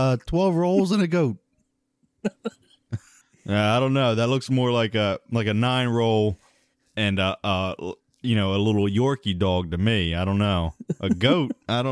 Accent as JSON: {"language": "English", "country": "Sudan", "said": "I'm from Sudan."}